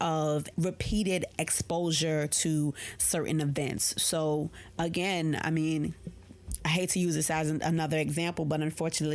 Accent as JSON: {"language": "English", "region": "New York", "country": "United States", "said": "I'm a New Yorker"}